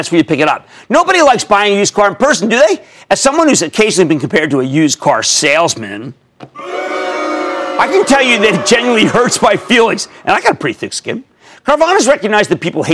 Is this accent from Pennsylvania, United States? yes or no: yes; Philadelphia, Pennsylvania, United States; accent: Philadelphia; my Philadelphia accent